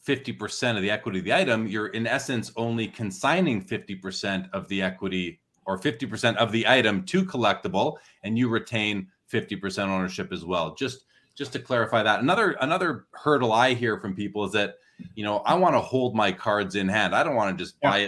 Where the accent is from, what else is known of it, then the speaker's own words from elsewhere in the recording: Canada; I'm Canadian.